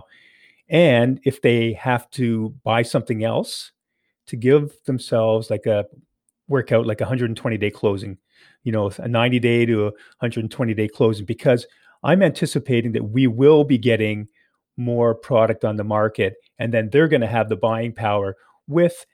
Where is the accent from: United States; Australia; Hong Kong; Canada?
Canada; being here in Canada, being born in Canada and being a Canadian